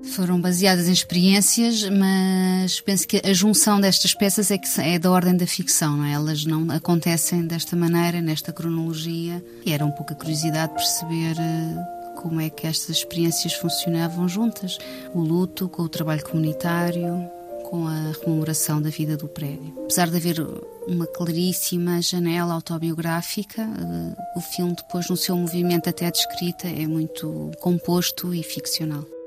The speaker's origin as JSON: {"language": "Portuguese", "country": "Portugal", "tie": "born or raised there", "said": "o meu prédio de infância, que é na rua Cidade de Rabat, portanto, o que dá título ao filme, onde nasci e cresci"}